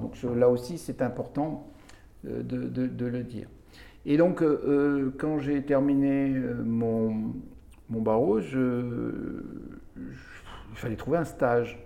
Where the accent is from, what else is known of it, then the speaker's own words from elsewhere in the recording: Béziers, Occitania, France; Donc, je suis biterrois. Je viens de Béziers. Je suis né à Béziers.